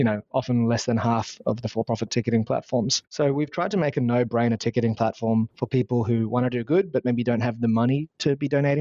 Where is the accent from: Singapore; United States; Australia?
Australia; accent: Australian; you can probably tell from my accent for your audience, I'm from Australia.